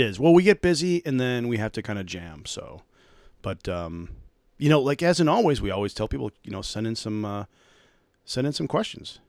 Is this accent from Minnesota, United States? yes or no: yes; Minnesota, United States; being a Minnesotan